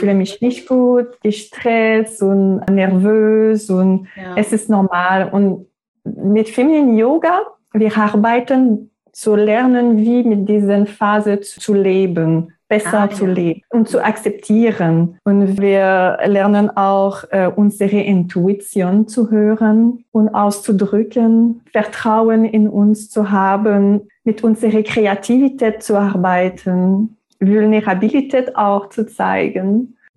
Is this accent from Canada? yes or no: yes; Quebec, Canada; first language French; German is a second language; moved away as an adult; now in Germany; Ich bin 35 Jahre alt. Ich komme aus Kanada, der Provinz Quebec. Meine Muttersprache ist Französisch. Und ich wohne in Deutschland seit zwei Jahren jetzt.